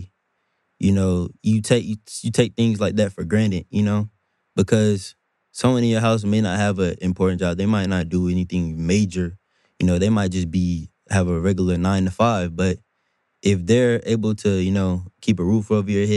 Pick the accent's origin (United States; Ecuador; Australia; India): United States; Durham, North Carolina; I'm from Durham